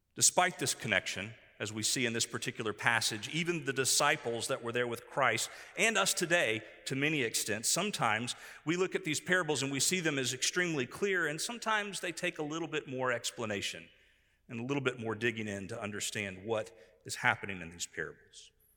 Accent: Tampa, Florida, United States; now in eastern North Carolina, United States; Where I grew up in Tampa, Florida, we had much, much different soil than what we have here in eastern North Carolina

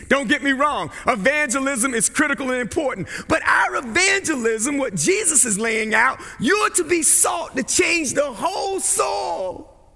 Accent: Barco, North Carolina, United States; growing up in Barco, North Carolina

